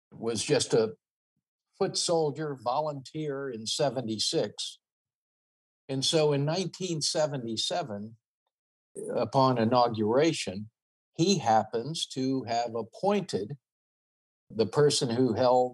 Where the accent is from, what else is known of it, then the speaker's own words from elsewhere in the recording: the South, United States; now in California, United States; growing up in the South